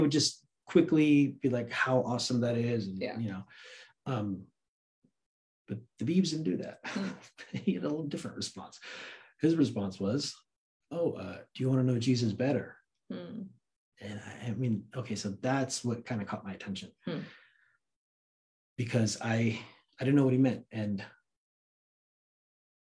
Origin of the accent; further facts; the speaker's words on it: Santa Cruz, California, United States; also born or lived in Afghanistan / New York; I grew up in Santa Cruz, really. Mm. Like, I mean, I was born in Afghanistan, but my family came to America when I was 3. Lived in New York for a little bit, but grew up in Santa Cruz since I was like 6 or 7. So that's like my hometown